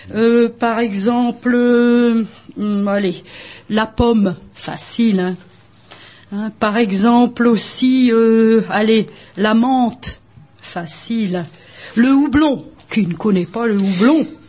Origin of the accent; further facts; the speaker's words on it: Bergues, Hauts-de-France, France; d'enseigner le flamand à Bergue, ma ville natale